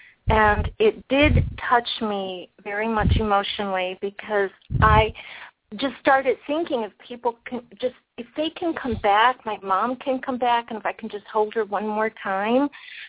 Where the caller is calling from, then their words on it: California, United States; I'm calling from California